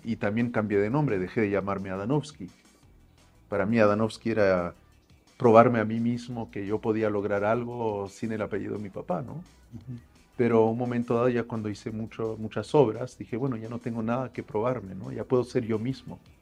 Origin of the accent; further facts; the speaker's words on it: Paris, Île-de-France, France; moved away as an adult; now in Mexico; nací yo en París